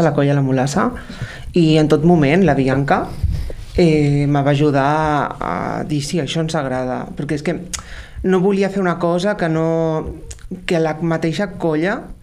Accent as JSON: {"language": "Catalan", "town": "Tarragona", "region": "Catalonia", "country": "Spain", "said": "Jo sóc un drac de Tarragona"}